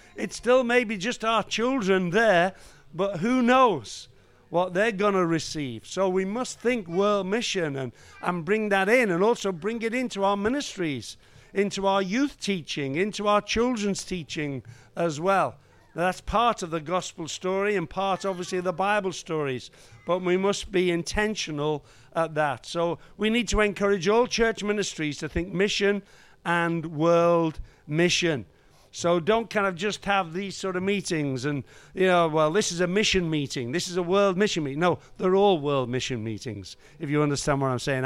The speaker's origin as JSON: {"language": "English", "town": "Liverpool", "region": "North West England", "country": "United Kingdom", "tie": "born or raised there", "said": "I was raised in Liverpool"}